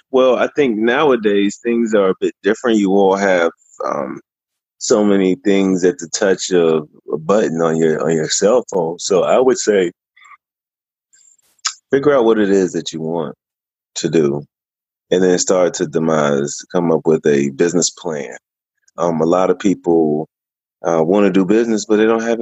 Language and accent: English; Germany; born there; Um, I was born in Germany. Both my parents are were in the army, and so I moved a bunch because of that.